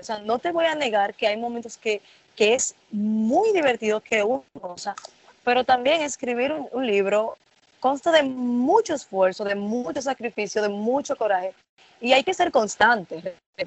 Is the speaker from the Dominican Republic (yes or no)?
yes; Dominican Republic; aquí en Dominicana